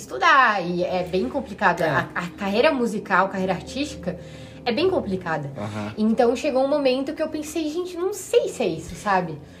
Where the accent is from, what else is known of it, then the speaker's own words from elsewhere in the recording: Florianópolis, Santa Catarina, Brazil; also born or lived in Curitiba; eu nasci em Floripa, morei a vida toda aqui